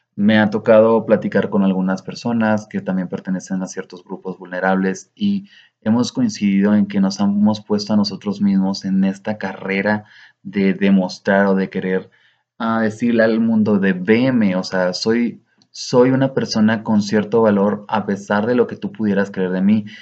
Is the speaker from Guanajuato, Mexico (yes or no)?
no; Cuauhtémoc, Chihuahua, Mexico; en Cuauhtémoc, de donde soy originario, una ciudad, una pequeña localidad que me vio crecer